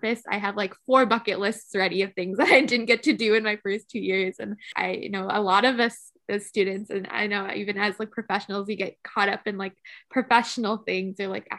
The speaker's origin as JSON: {"language": "English", "country": "United States", "said": "I'm American"}